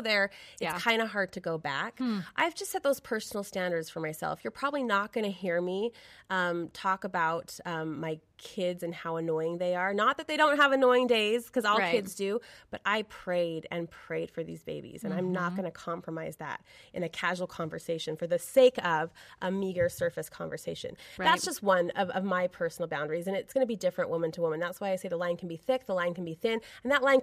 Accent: Brigham City, Utah, United States; I grew up in Brigham City, Utah, small town USA

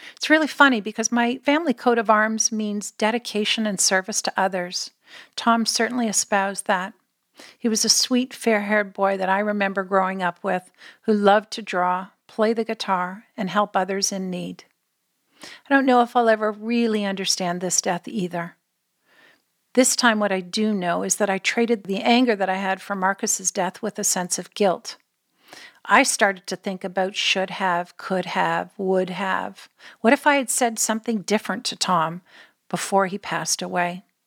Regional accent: Canada; moved away; we're Canadian born

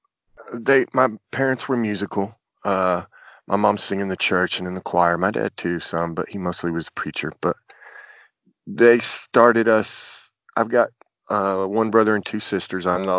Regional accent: Chattanooga, Tennessee, United States; born or raised there; also born or lived in Port Arthur, Texas

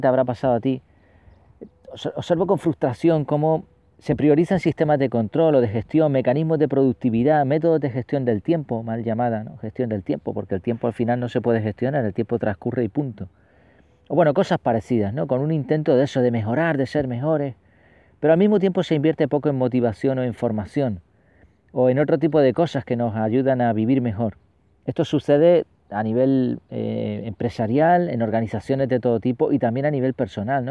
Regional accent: Spain; los que tenemos ya ciertos años y nacimos aquí en España

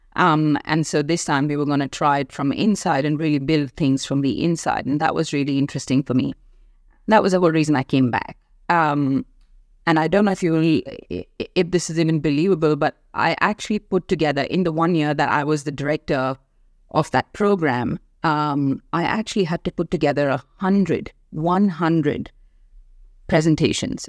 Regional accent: India; moved away as an adult; also born or lived in Africa; now in Australia; I was born and raised in India.

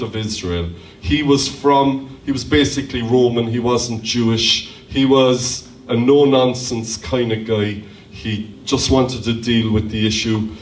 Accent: Ireland; as Irish people

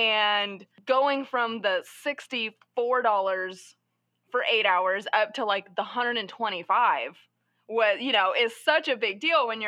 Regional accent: Texas, United States; moved away; I'm from Texas, so I was trying to essentially launch this film career out of Dallas, Texas

